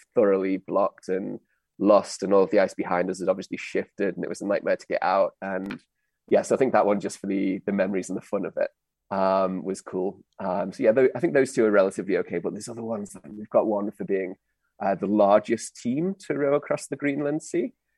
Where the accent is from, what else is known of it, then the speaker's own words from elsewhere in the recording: United Kingdom; now in Europe; as a Brit